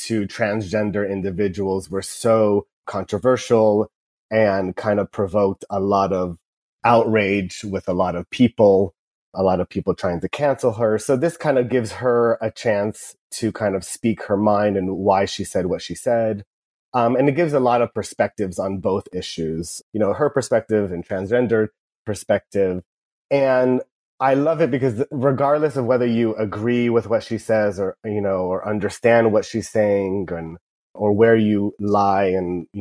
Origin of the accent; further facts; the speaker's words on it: Irvine, California, United States; I grew up in Irvine. I went to UC Irvine